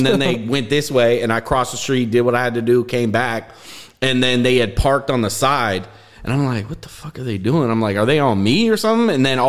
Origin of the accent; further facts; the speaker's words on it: Richmond, California, United States; also born or lived in Berkeley, California; I'm from Richmond. Really? Yeah, I was born in Berkeley, so I'm from 27th and Andrade.